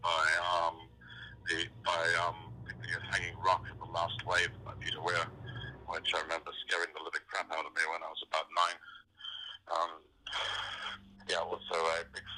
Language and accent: English; South Africa; being a South African, I've probably got some of that creative DNA as well.